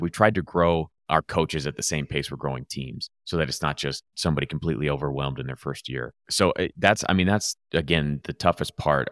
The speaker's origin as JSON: {"language": "English", "town": "Los Angeles", "region": "California", "country": "United States", "tie": "born or raised there", "moved": "yes", "said": "I grew up in Los Angeles"}